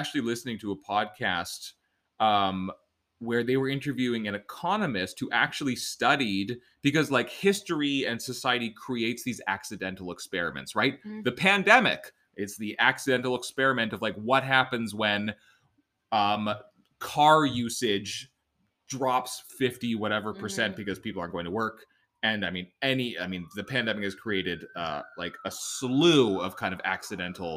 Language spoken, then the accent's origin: English; Canada; being Canadian